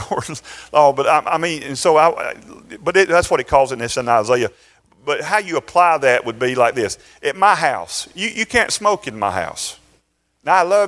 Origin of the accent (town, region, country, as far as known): Valdosta, Georgia, United States; born or raised there